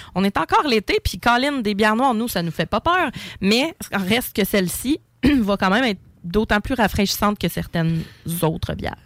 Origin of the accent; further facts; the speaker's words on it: Quebec, Canada; chez nous, au Québec